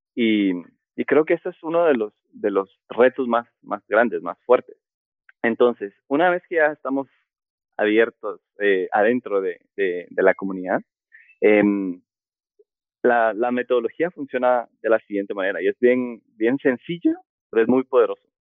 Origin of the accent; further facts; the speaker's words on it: Guatemala; also born or lived in Madrid, Spain; soy guatemalteco, sí, soy guatemalteco